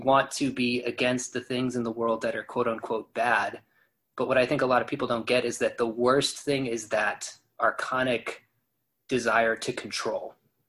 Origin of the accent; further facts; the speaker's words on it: Oklahoma, United States; growing up in Oklahoma